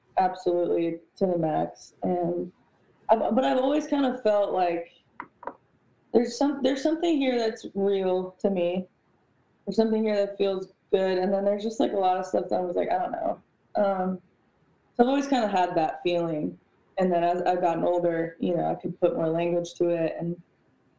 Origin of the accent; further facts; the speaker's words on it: New York, United States; I come from New York. Like, I am 75% Puerto Rican.